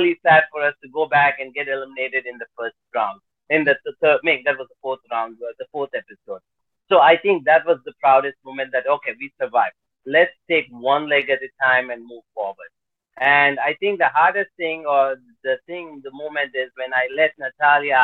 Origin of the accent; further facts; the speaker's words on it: Detroit, Michigan, United States; we are from Detroit